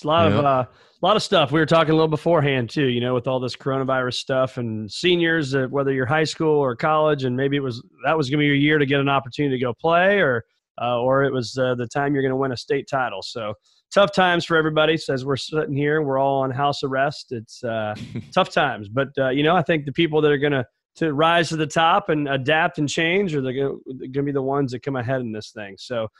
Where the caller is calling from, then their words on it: St. Louis, Missouri, United States; I'm coming from St. Louis, Missouri.